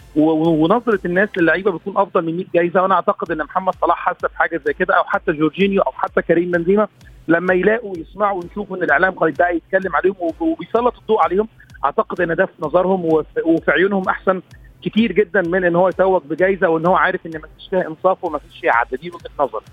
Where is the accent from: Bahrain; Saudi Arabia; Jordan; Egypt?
Egypt; كوني مصري